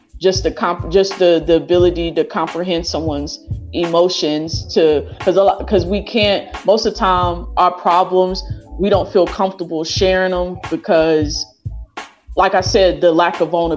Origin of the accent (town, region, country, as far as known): Dallas area, Texas, United States; born or raised there; moved away